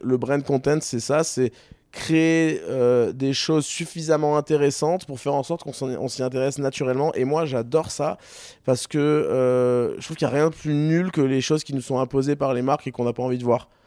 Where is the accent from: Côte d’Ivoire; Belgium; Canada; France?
France; Toulon, Provence-Alpes-Côte d'Azur; moved away as an adult; also born or lived in Paris; now in Marseille, France; je viens de Toulon à la base